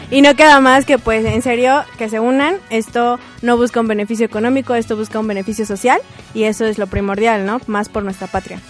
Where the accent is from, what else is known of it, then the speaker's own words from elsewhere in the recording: Mexico; somos ciudadanos mexicanos